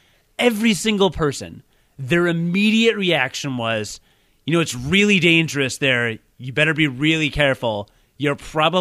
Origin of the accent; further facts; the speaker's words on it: United States; I'm an American